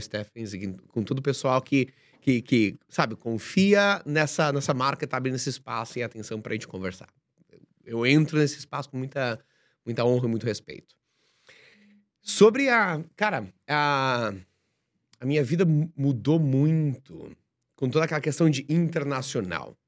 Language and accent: Portuguese; Joinville, Santa Catarina, Brazil; moved away as an adult; Eu sou de Joinville, Santa Catarina, né, uma cidade industrial